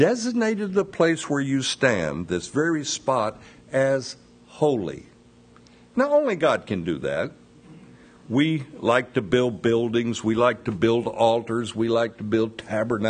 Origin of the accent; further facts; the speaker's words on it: United States; We in America